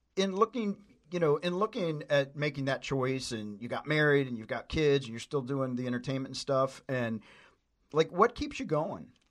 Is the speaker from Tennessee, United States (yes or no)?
yes; Tennessee, United States; I grew up in Tennessee